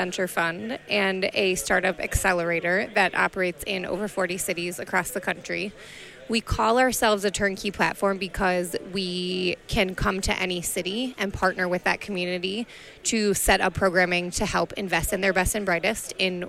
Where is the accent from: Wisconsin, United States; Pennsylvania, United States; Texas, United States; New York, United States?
Wisconsin, United States; I am from Wisconsin